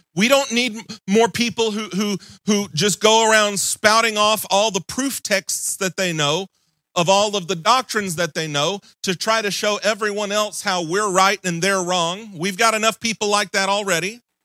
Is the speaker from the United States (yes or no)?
yes; Mississippi, United States; moved away; I'm originally from Mississippi